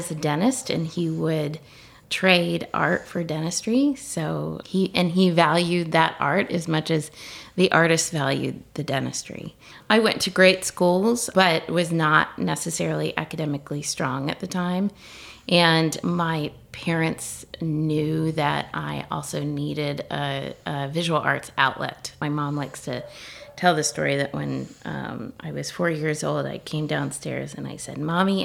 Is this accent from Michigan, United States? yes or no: no; Richmond, Virginia, United States; moved away as an adult; also born or lived in Washington, D.C.; now in Scottsville, United States; I grew up in Richmond. I was born there and I stayed there till I was 18